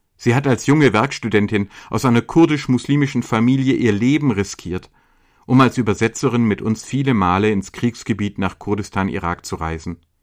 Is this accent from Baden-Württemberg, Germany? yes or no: yes; Swabia, Baden-Württemberg, Germany; ich versichere dir als Schwabe